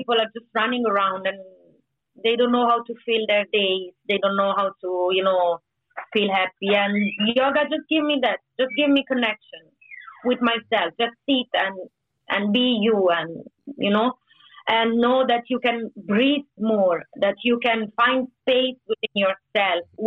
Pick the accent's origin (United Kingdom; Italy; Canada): Italy; Sardinia; I belong to a region that is called Sardinia, which is in the center of Mediterranean